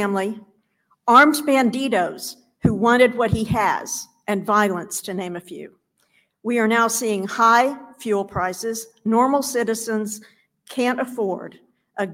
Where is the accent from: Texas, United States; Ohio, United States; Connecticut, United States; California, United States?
Ohio, United States; Chillicothe; from Chillicothe, Ohio.